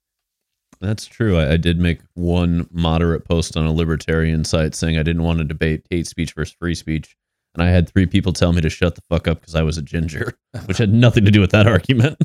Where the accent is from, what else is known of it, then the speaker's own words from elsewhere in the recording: Iowa, United States; I'm an Iowa boy